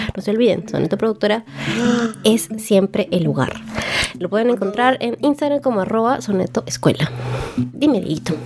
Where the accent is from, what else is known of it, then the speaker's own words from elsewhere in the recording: Cajamarca, Peru; now in Trujillo, Peru; Nací en Cajamarca, pero vivo en Trujillo ahorita